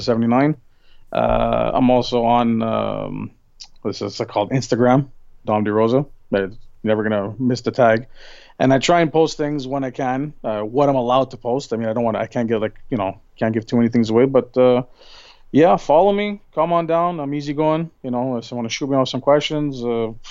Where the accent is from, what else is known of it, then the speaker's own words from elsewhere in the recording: Montreal, Quebec, Canada; Montreal, you know, my hometown